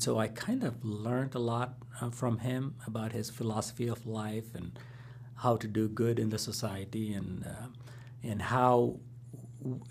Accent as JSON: {"language": "English", "country": "India", "tie": "born or raised there", "moved": "yes", "said": "growing up in India"}